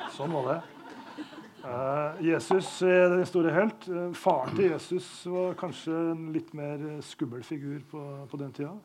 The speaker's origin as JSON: {"language": "Norwegian", "town": "Trondheim", "region": "Trøndelag", "country": "Norway", "tie": "born or raised there", "moved": "yes", "lives_now": "Oslo, Norway", "said": "dette er hjembyen min"}